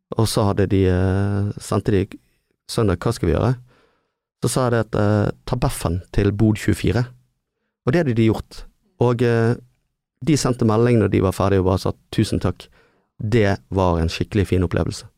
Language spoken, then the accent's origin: Norwegian; Bergen, Vestland, Norway; vi er ikke flinke nok å bruke byen Nei. som bergensere